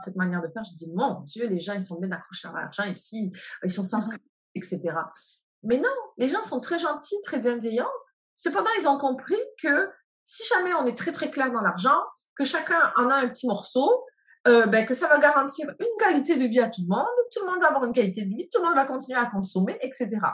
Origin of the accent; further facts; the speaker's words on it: France; moved away as an adult; now in Canada; je suis née en France et que j'ai euh, grandi, j'ai ma vie d'adulte au Canada